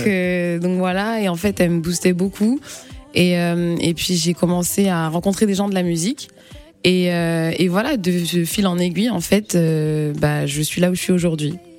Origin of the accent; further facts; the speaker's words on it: Angers, Pays de la Loire, France; moved away as an adult; also born or lived in Le Mans / Congo; now in Paris, France; je viens pas de Paris, je viens d'Angers. Je suis née au Mans, je viens d'Angers et je suis arrivée sur Paris